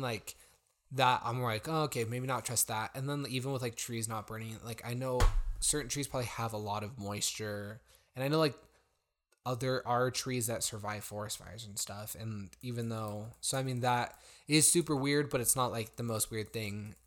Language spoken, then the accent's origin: English; United States; as an American, but, like, we've also spent time outside of the U S